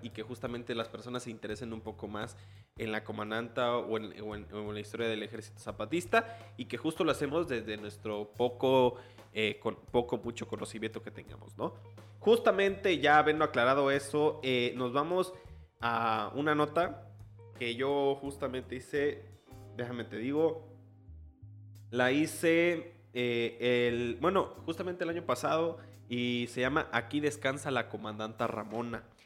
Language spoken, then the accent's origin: Spanish; Chiapas, Mexico; en Chiapas pues tampoco somos tan